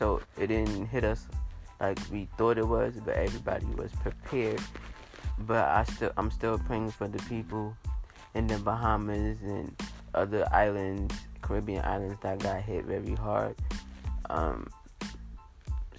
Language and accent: English; New York, United States; moved away; I'm from New York.